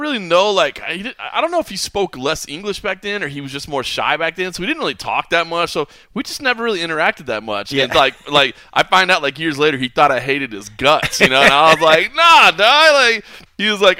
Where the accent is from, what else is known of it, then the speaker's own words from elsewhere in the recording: Dallas, Texas, United States; born and raised in Dallas, I'll always be a Dallas sports fan